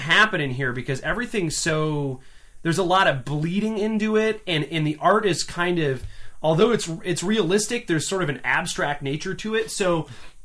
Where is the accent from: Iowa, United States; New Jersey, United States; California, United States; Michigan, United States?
Michigan, United States; moved away; I grew up in Michigan, like rural Michigan